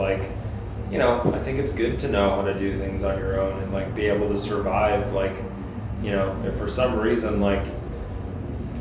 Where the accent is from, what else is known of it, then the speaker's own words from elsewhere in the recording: Illinois, United States; we're just from Illinois